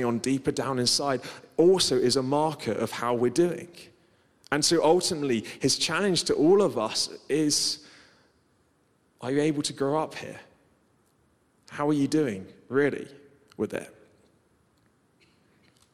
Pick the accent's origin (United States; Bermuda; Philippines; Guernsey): Guernsey; I grew up on Guernsey, which is kind of like island living.